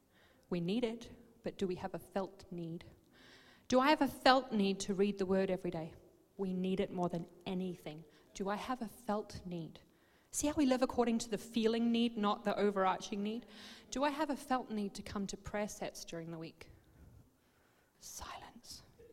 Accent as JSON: {"language": "English", "country": "Botswana", "tie": "born or raised there", "said": "So we grew up in Botswana in Africa in a mining community"}